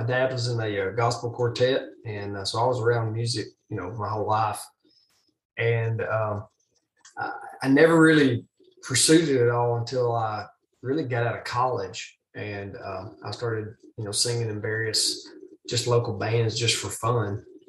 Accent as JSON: {"language": "English", "town": "Collinwood", "region": "Tennessee", "country": "United States", "said": "I'm originally from Collinwood, Tennessee, which is right on the Alabama-Tennessee state line, about 12 miles, and just about a two-hour drive south of Nashville."}